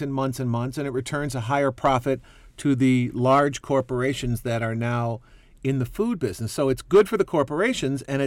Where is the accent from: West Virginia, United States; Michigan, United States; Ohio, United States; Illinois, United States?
Illinois, United States; Chicago; growing up in Chicago, my mom started feeding us